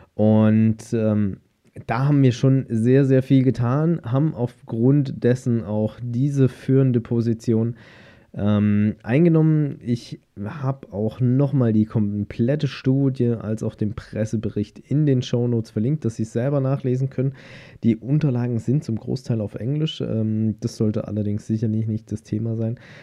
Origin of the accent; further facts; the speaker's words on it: Germany; bei uns in Deutschland